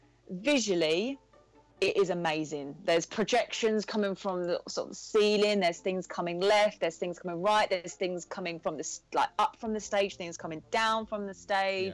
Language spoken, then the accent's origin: English; England, United Kingdom; we're English